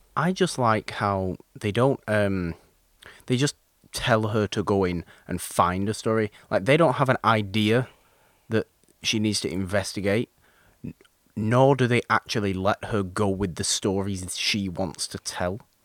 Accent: United Kingdom; being British

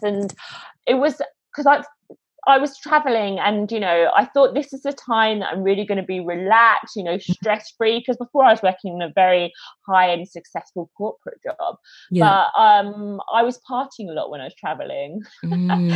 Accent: London, United Kingdom; moved away as an adult; now in Australia; I'm originally from London in the UK, but I was traveling around South America, and I decided at the end of it that I was going to move to Australia.

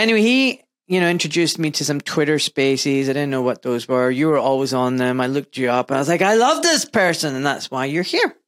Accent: Glasgow, Scotland, United Kingdom; Glasgow, my hometown.

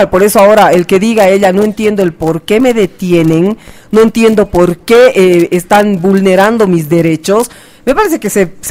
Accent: Bolivia

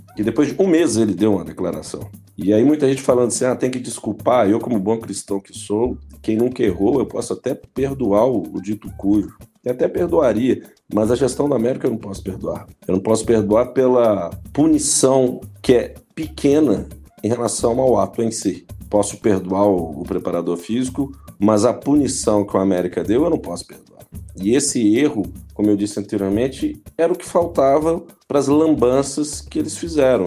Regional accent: Minas Gerais, Brazil; como bom mineiro que sou

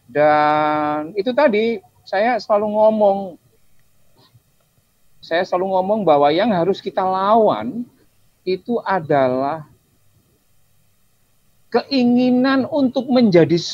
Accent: Java, Indonesia; Uh, aku Jawa. Ketika aku misalkan aku Jawa Islam

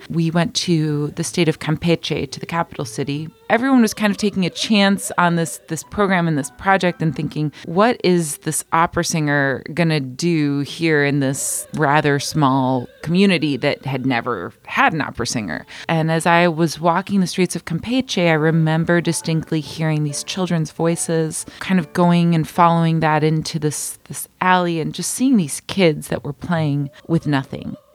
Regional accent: Michigan, United States; born there; first language Spanish; English is a second language; also born or lived in Mexico; I was born in Michigan and spent most of my childhood going back and forth to Mexico, having dual citizenship and speaking Spanish and actually some Bulgarian as my first languages, and then learning English in school.

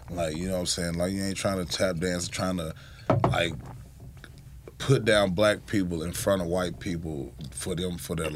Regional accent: the South, United States; Yeah, I grew up in the South

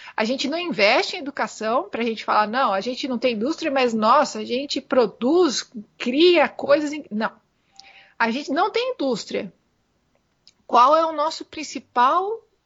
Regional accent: Brazil

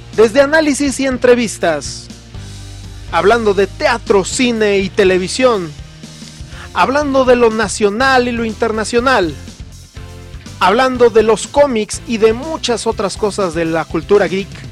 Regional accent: Mexico; como muchos mexicanos de niño yo veía la lucha libre en la televisión, en Canal 9

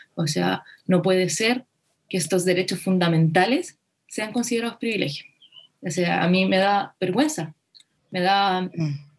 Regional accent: Chile; nos enfrentamos como país

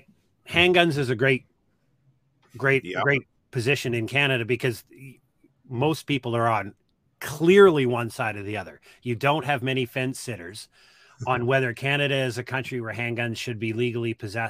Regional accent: Austin, Texas, United States; How far could we push the population before y'all came for a drive to my hometown

